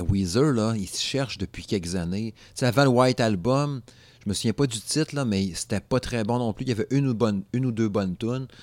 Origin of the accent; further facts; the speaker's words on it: Alma, Quebec, Canada; Dans mon patelin, euh, dans mon patelin euh, d'enfance. En fait, j'étais du Saguenay, là, Alma, c'est au lac Saint-Jean